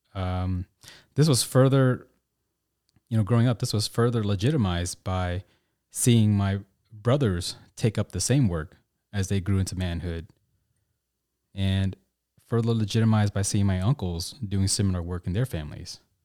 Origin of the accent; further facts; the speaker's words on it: Tulsa, Oklahoma, United States; I grew up in Tulsa, Oklahoma